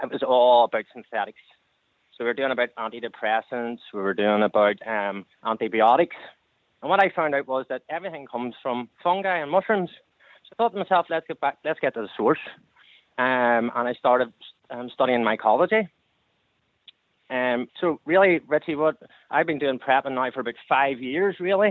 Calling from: County Down, Northern Ireland, United Kingdom; I'm calling from County Down here

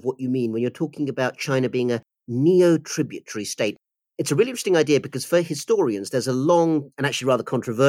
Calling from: United Kingdom; I'm speaking from the United Kingdom.

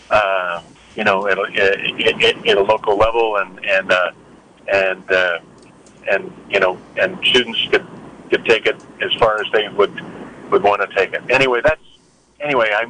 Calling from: Ukiah, California, United States; I'm from Ukiah.

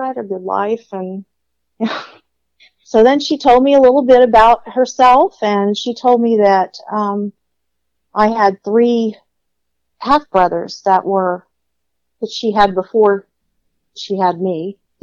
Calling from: Austin, Texas, United States; I'm calling from Austin, Texas

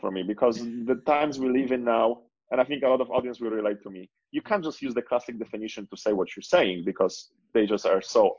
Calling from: Barcelona, Catalonia, Spain; also born or lived in Cape Town; I am going through the lockdown, being stuck in Barcelona in Spain.

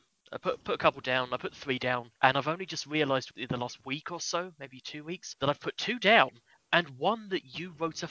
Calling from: London, United Kingdom; I'm calling from London, England.

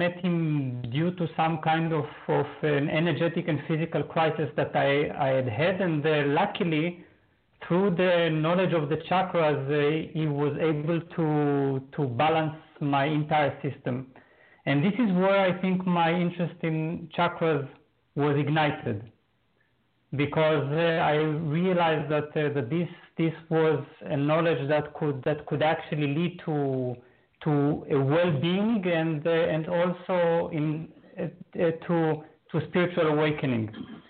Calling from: Berlin, Germany; Berlin, Germany.

